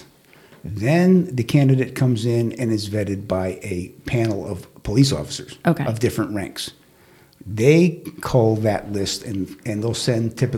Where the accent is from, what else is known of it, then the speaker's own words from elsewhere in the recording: Stamford, Connecticut, United States; I was born and raised in Stanford